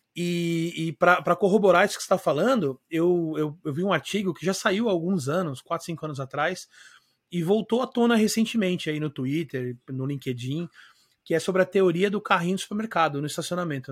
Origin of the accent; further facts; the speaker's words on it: São Paulo, Brazil; moved away as an adult; now in Florianópolis, Brazil; eu sou natural de São Paulo, mas eu moro em Floripa há 19 anos já